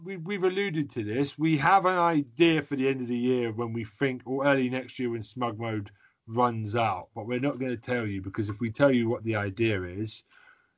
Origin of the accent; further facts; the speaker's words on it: United Kingdom; we're British